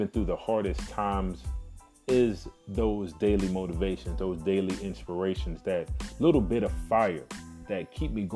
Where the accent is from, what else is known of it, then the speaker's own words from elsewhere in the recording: Miami, Florida, United States; born and raised in Miami, Florida.